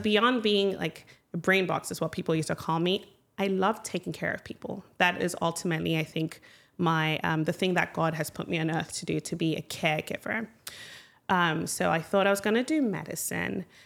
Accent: Ghana; moved away as an adult; also born or lived in United States; now in Michigan, United States; I grew up in Ghana, uh, had wonderful childhood moved to the United States for college

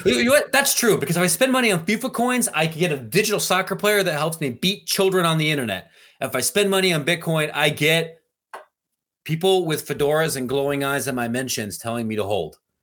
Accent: Ohio, United States; I, I'm from Ohio

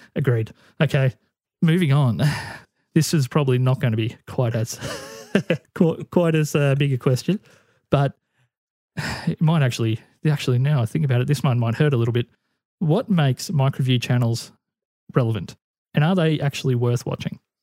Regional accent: Australia; the bigger independent acts in Australia were all stopping at the hotel that I used to manage the entertainment for

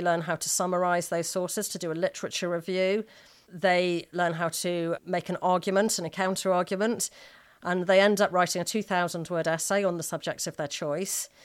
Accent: Manchester, North West England, United Kingdom; I was brought up in Manchester

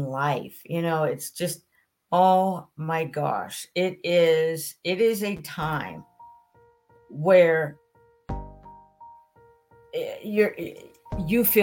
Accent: St. Maries, Idaho, United States; my hometown listeners in St. Mary's, Idaho

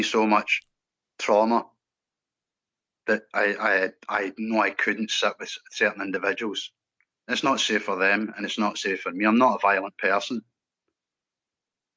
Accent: Scotland, United Kingdom; I'm a Scottish lad.

